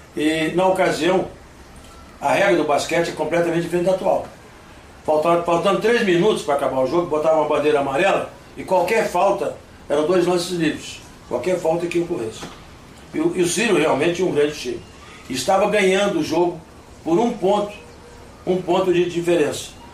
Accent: Vitória, Espírito Santo, Brazil; also born or lived in United States; Eu sou norte-americano nascido, mas sou brasileiro naturalizado, mas fui criado em Vitória, Espírito Santo. Para lá cheguei com uma de idade

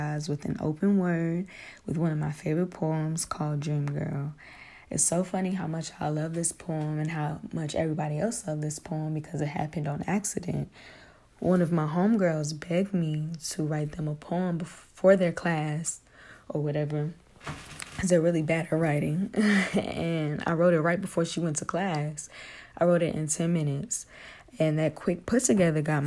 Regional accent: Durham, North Carolina, United States; I am from Durham, North Carolina, born and raised.

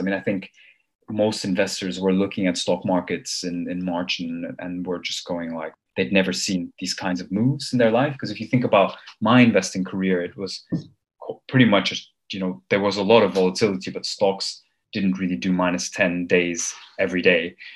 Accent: Copenhagen, Capital Region of Denmark, Denmark; moved away as an adult; also born or lived in Armenia / Cambridge, United Kingdom / London, United Kingdom; I'm originally from Armenia, which is a country some of you might have heard of. Uh, it's a very small place. I left, or my family left Armenia in the early 90s, and I grew up in the West, uh, mainly in Denmark, in Copenhagen

